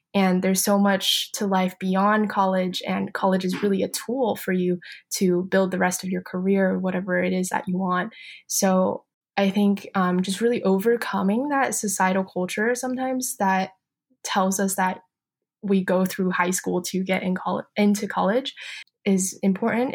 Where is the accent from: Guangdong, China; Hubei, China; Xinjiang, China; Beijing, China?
Beijing, China; moved away; So I grew up in Beijing, China